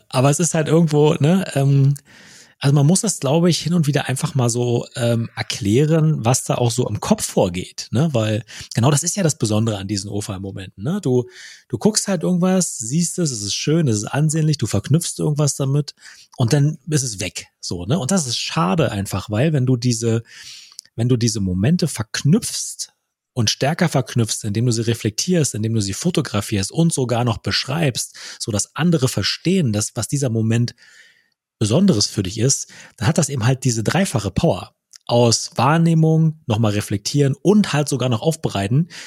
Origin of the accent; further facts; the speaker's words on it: Wittstock, Brandenburg, Germany; moved away; in Wittstock, meiner alten Heimatstadt